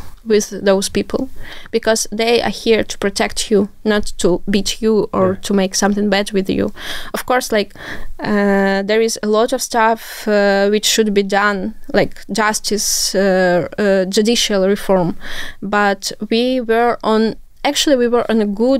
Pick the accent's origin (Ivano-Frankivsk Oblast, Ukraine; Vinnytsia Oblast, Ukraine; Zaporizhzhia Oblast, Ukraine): Zaporizhzhia Oblast, Ukraine; Zaporizhzhia; English is a second language; I'm from Zaporizhia actually, and it's the cradle of Zaporizhian Cossacks.